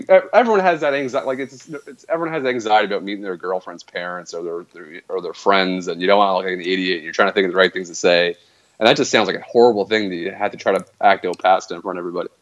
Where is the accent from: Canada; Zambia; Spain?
Canada; being Canadian